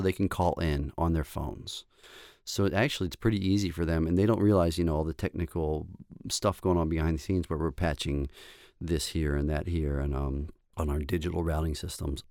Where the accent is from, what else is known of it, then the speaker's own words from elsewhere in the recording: Baltimore, Maryland, United States; also born or lived in Saint Paul, Minnesota; I'm from Baltimore, Maryland, so East Coast to the West, or the Midwest is where, you know, I went to school.